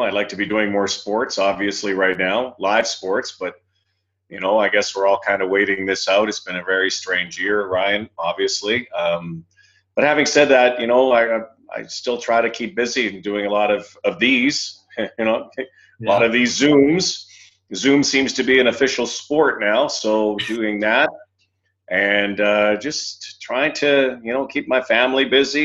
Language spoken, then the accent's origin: English; Winnipeg, Manitoba, Canada; I grew up in Winnipeg, and that was my life, just surrounded around sports